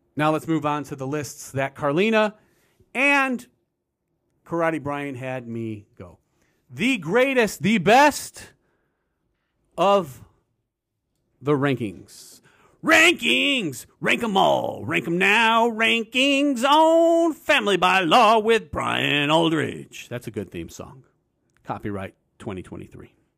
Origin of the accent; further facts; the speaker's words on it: United States; I'm an American